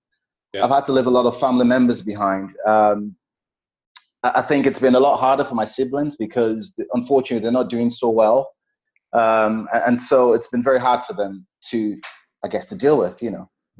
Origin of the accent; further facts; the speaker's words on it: Nigeria; But the emotional part of it is, I have friends that I grew up in Nigeria.